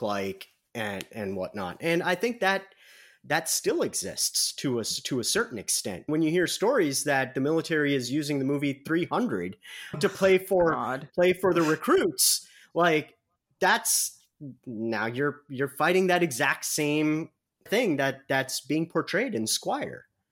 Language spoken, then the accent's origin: English; Midwest, United States; accent: heavy Midwestern; by my accent, by my very heavy Midwestern accent